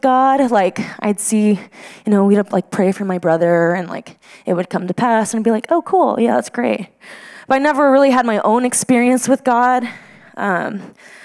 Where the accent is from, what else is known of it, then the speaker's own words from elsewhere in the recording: Midland, Texas, United States; moved away as an adult; also born or lived in Denver, Colorado; this is where I'm from. This is Midland, Texas